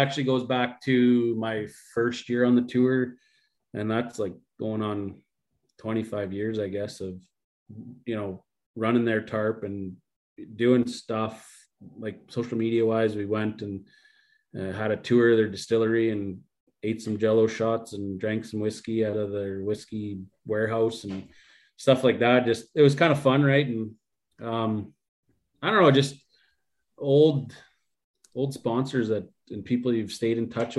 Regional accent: Bonnyville, Alberta, Canada; my hometown

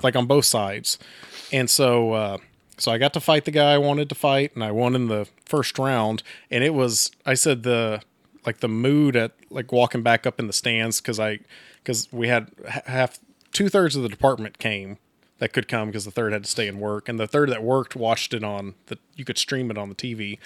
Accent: Texas, United States; now in Coffeyville, United States; I'm not from Coffeyville, I'm from Texas originally

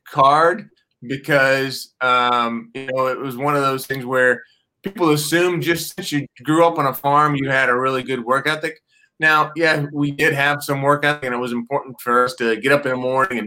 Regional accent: Northwest Ohio, United States; now in Columbus, United States; I grew up in Northwest Ohio. I grew up in, not in a tomato field, but on a tomato farm.

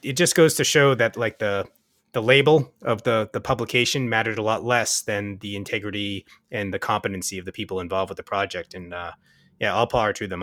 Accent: Waltham, Massachusetts, United States; now in Kingston, United States; I come from Boston, so it's about three hours from, from my hometown of Waltham

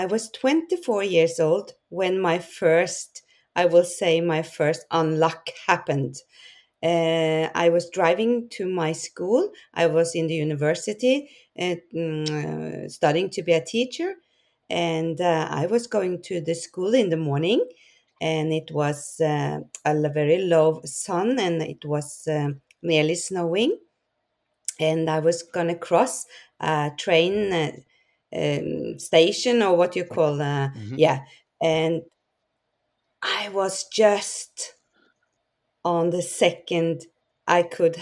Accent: Norway; I'm from Norway.

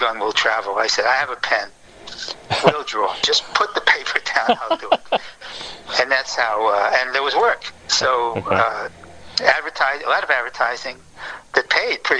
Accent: Providence, Rhode Island, United States; moved away as an adult; also born or lived in New York; I was a townie. I came from Providence.

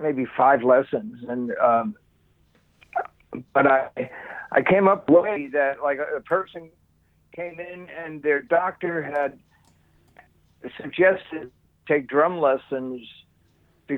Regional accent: Bayonne, New Jersey, United States; I'm from Bayonne

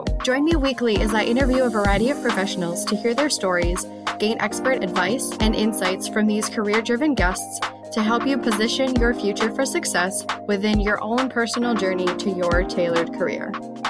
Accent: Rochester, United States; when I moved back into the Rochester area, my hometown.

